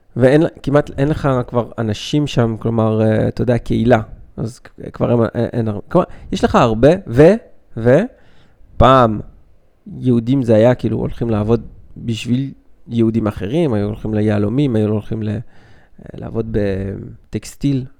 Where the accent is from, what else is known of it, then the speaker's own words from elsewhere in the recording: Belgium; now in Israel; אני בא מבלגיה